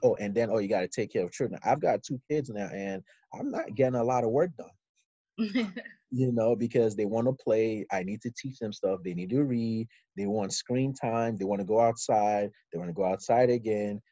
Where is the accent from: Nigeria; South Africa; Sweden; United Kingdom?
Nigeria; Ikeja, Lagos; moved away as an adult; also born or lived in Houston, Texas, United States; now in United States; I moved to Nigeria with my mom and uh, I lived in Ikeja, number eight of Street, uh, uh, Ikeja. And so I, I, did primary school and secondary school in Nigeria